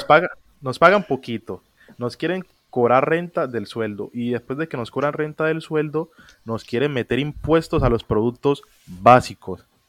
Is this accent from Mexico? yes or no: no; Colombia; en, Colombia no tenemos un acento definido como ustedes los mexicanos que hablan así como órale, o en Puerto Rico que hablan con la L. Aquí en Colombia tenemos